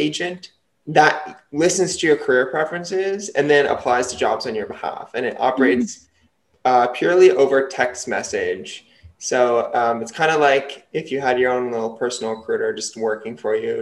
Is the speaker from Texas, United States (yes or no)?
no; New Jersey, United States; also born or lived in UCLA, California; I'm from New Jersey